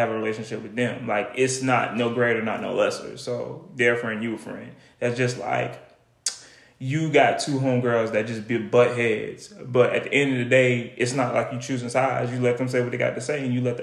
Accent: United States; accent: Geechee; in my natural everyday life in my hometown, I'm talking Geechee.

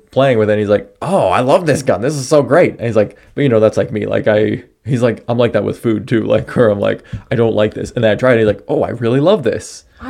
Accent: United States; You know, I'm an American.

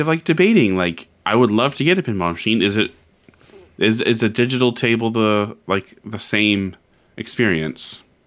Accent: Canada; I'm from Canada

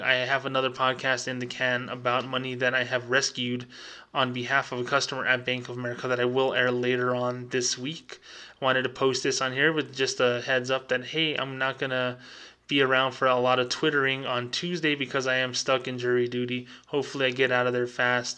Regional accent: New Mexico, United States; my home state of New Mexico

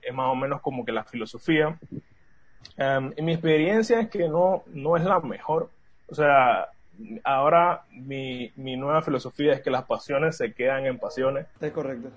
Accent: Panama; somos cuatro socios panameños

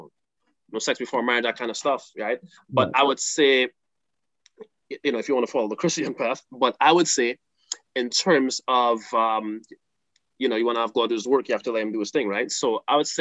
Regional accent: Trinidad & Tobago; I'm from Trinidad

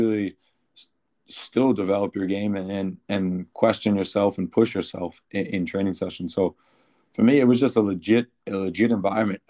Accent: Philadelphia, Pennsylvania, United States; playing for my hometown team

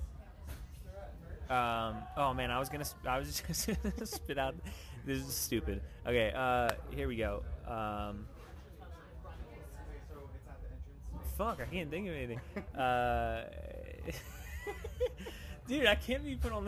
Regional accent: suburbs outside Philadelphia, Pennsylvania, United States; now in Los Angeles, United States; I'm from, like, right outside of Philly in the suburbs.

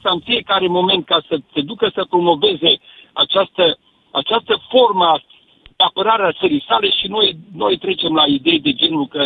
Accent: Cluj-Napoca, Cluj County, Romania; eu sunt din Cluj cu oraș universitar și sunt chiar și universitar.

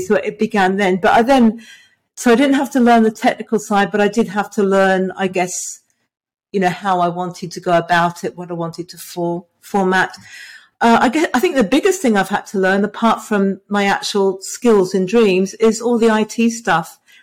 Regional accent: England, United Kingdom; now in Hobart, Australia; I was born in England. I live in Tasmania, which is in Australia.

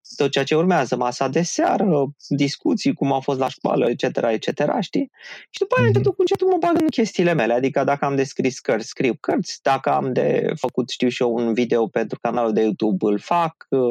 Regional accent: Râmnicu Vâlcea, Vâlcea County, Romania; la Râmnicu Vâlcea, de unde sunt eu

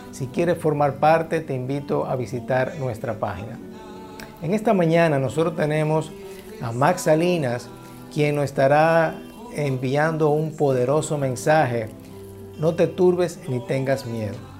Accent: Chile; comenzaría en mi país, en Chile, el llamado estallido social

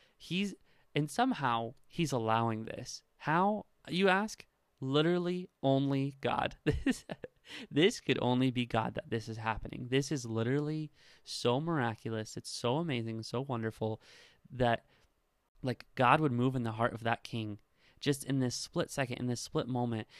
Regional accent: Nebraska, United States; I am from Nebraska

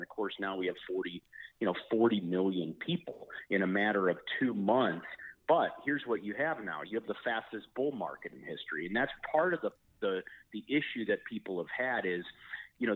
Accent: Chicago, Illinois, United States; I'm from Chicago

